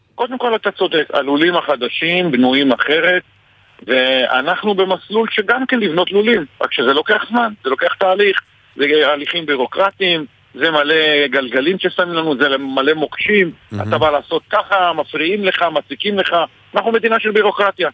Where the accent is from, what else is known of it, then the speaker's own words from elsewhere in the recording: Margaliot, Northern District, Israel; אני בן 55, גדלתי, נולדתי במרגליות